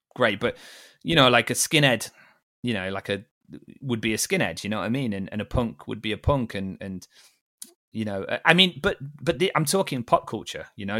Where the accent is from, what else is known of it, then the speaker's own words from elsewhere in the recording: Liverpool, North West England, United Kingdom; also born or lived in Derby; I was born in Liverpool